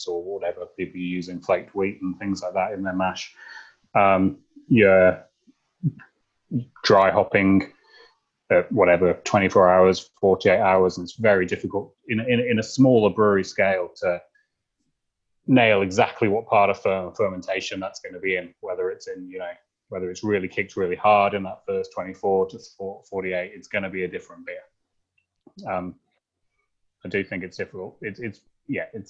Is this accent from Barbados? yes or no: no; England, United Kingdom; moved away as an adult; also born or lived in New Zealand / Wellington / Melbourne; now in Warrandyte, Australia; I'm English